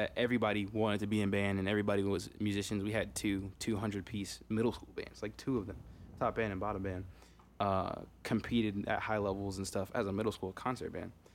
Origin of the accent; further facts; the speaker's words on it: Marietta, Georgia, United States; moved away; also born or lived in Fremont, California / Lake Charles, Louisiana; we ended up moving to Marietta, Georgia. Or Kennesaw, Georgia, excuse me. And then Marietta, Georgia after that. But that's where I spent my childhood years